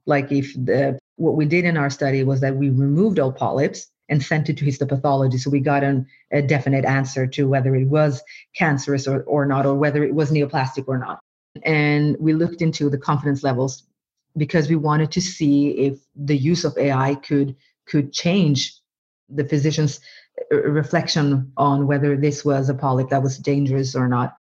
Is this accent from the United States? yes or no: no; Norway; first language Norwegian; English is a second language; english or norwegian which is my mother tongue but my parents are from from bangladesh and so i i growing up i also was taught bengali